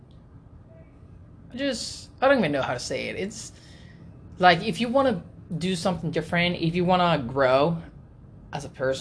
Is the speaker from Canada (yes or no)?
no; Puerto Rico; moved away as an adult; now in United States; I'm 30 years old, and I'm from Puerto Rico.